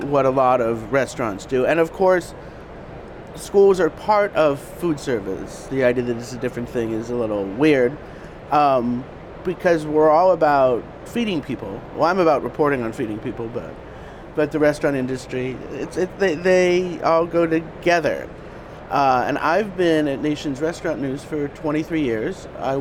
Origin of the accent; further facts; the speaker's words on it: Denver, Colorado, United States; moved away as an adult; also born or lived in Thailand; now in New York, United States; went back to Denver, which is my hometown